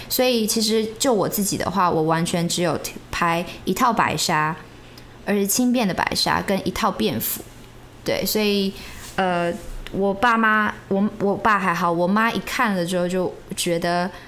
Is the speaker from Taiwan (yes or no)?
yes; Taiwan; 我们这一辈的人讲台语的，的频率其实不那么高了